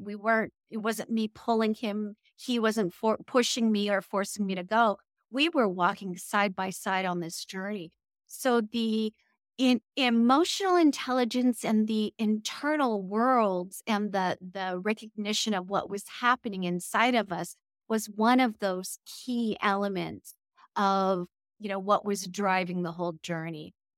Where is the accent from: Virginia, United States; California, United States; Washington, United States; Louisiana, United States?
California, United States; I'm originally from California